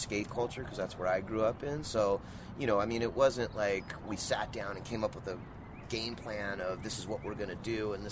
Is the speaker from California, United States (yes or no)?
yes; Southern California, United States; I grew up in Southern California. You know, I was born and raised here